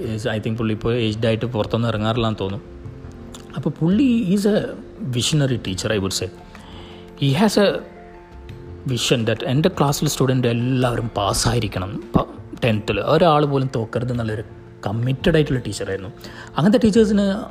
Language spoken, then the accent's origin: Malayalam; Thalassery, Kerala, India; ഞാൻ തലശ്ശേരിക്കാരനാണ്